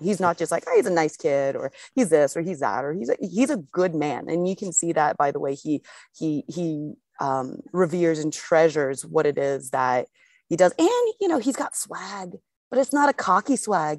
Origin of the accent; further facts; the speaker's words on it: United States; I'm an American